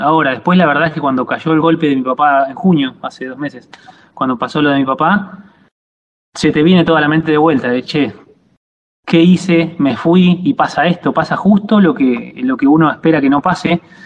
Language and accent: Spanish; Argentina; moved away as an adult; also born or lived in La Plata, Argentina; now in Italy; soy de Pebojó